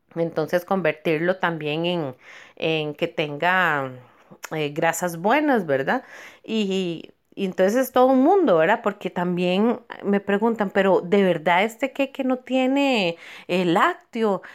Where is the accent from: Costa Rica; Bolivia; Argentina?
Costa Rica; Cartago; amo mi pueblo de Cartago